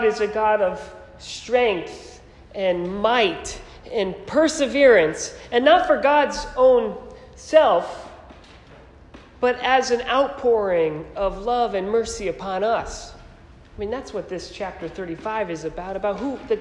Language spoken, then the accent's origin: English; Naugatuck, Connecticut, United States; moved away; also born or lived in Philadelphia; I grew up in Naugatuck, which was just 20 minutes from there